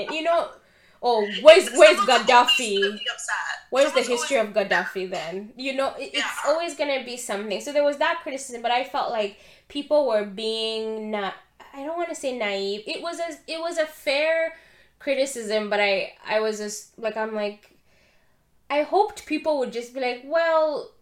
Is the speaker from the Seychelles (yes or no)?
no; Uganda; being a Christian and an African person born and raised in Uganda